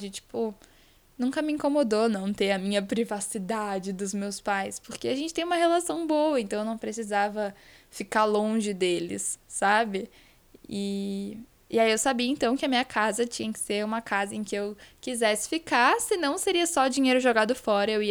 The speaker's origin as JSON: {"language": "Portuguese", "region": "Espírito Santo", "country": "Brazil", "tie": "born there", "also_born_or_lived": "Rio de Janeiro", "lives_now": "São Paulo, Brazil", "said": "eu nasci no Espírito Santo, morei no Rio de Janeiro com os meus pais, e depois do Rio a gente mudou para São Paulo já há quase 10 anos. E toda a nossa família continuou no Espírito Santo."}